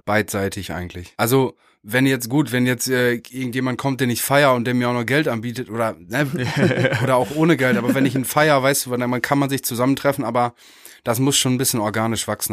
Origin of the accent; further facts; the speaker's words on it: Meppen, Lower Saxony, Germany; wir kommen aus, äh, beide aus Meppen an der holländischen mhm. Grenze.